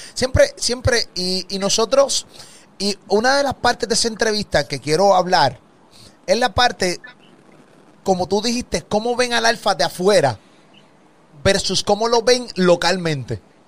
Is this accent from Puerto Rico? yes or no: yes; Puerto Rico; de Puerto Rico